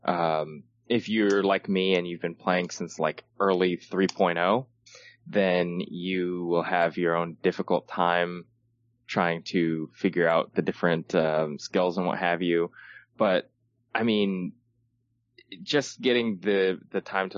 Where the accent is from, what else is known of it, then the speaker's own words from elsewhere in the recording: United States; I'm the American